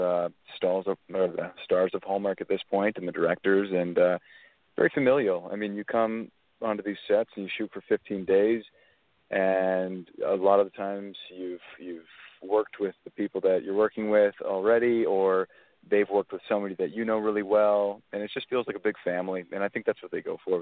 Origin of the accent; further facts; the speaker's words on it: Alberta, Canada; I'm from Alberta, Canada, which is sort of like the Texas of Canada.